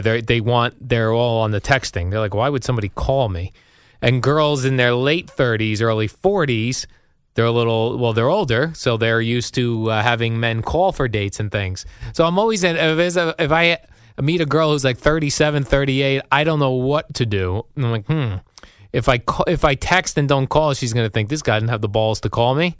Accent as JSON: {"language": "English", "region": "New Jersey", "country": "United States", "said": "We're both from the New Jersey area, spent most of our lives here"}